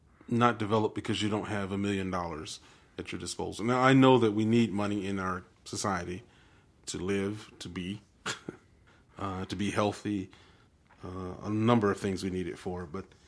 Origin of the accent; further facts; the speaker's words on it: Deep South, United States; I grew up in the Deep South, and this was not the persona that we honored as matriarchs of our communities.